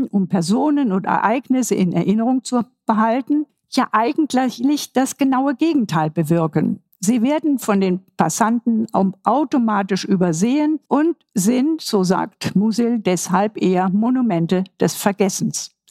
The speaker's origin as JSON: {"language": "German", "region": "Vienna", "country": "Austria", "said": "Ich verweise hier mal als ein Wiener, als eine Wiener Referenz auf das Denkmal von Dr. Karl Lueger."}